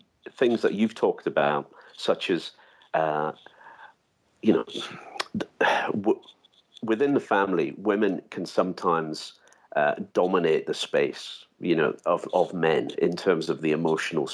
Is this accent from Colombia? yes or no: no; United Kingdom; I'm from Britain